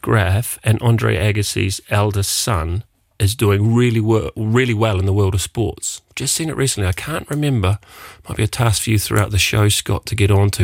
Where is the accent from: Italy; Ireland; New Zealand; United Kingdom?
New Zealand; now in Luxembourg; being a New Zealander